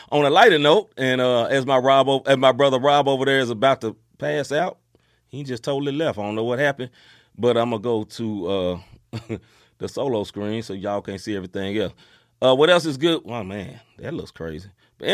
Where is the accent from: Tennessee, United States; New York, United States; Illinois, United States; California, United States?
Tennessee, United States; Memphis; now in St. Louis, United States; my hometown, Memphis, Tennessee